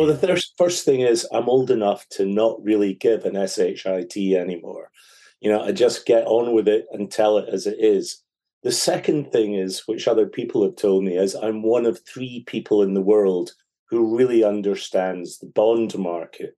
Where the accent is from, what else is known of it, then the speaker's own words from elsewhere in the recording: Scotland, United Kingdom; I'm a Scotsman